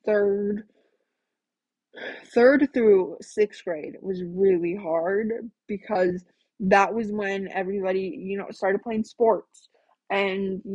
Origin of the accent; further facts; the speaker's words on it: Iowa Falls, Iowa, United States; now in Waukee, United States; growing up in Iowa Falls, that was a town of 5,000 people.